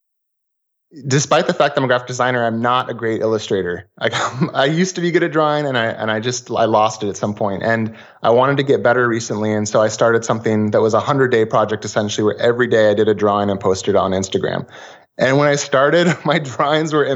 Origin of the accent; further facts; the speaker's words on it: Portland, Oregon, United States; I'm from Portlandia. So vintage retro stuff is very popular and common here